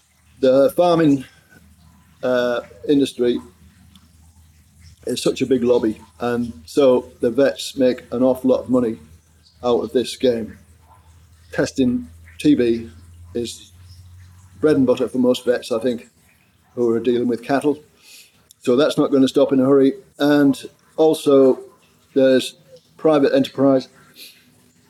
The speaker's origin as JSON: {"language": "English", "region": "Yorkshire and the Humber", "country": "United Kingdom", "tie": "born or raised there", "said": "I grew up in East Yorkshire on a farm beside the sea"}